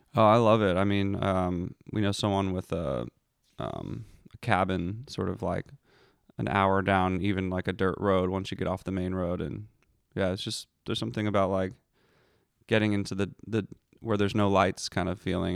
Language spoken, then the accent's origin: English; Philadelphia, Pennsylvania, United States; I grew up in Philadelphia